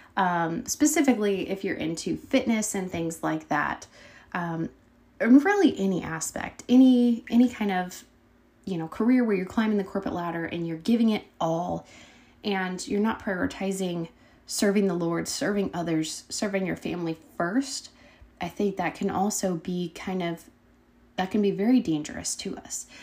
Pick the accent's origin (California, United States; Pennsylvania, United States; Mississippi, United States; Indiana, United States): Indiana, United States; Brazil; we both came from the little town of Brazil, Indiana